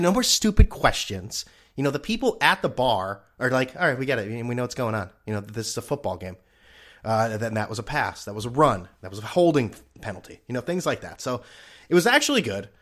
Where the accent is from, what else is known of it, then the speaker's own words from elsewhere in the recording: New England, United States; I'm from New England.